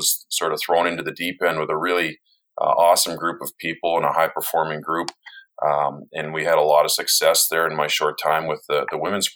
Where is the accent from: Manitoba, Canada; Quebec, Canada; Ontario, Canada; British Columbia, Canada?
Ontario, Canada; Toronto; I'm born and raised in Toronto, Canada